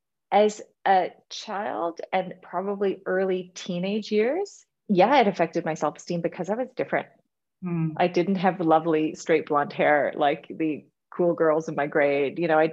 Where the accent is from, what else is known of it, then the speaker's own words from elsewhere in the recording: Canada; also born or lived in Australia; When I lived in Australia, I would say I'm Canadian. When I was in Amsterdam, because most of my friends were Australian, I would say I'm originally Canadian, but I lived in Australia for a long time.